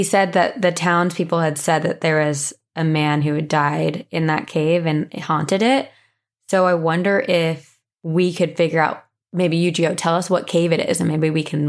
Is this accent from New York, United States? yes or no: no; Raleigh, North Carolina, United States; I'm from the Raleigh area in North Carolina and moved around the area a lot as I grew up.